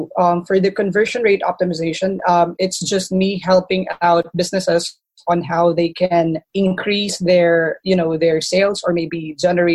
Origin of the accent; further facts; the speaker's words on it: Philippines; growing up here in the Philippines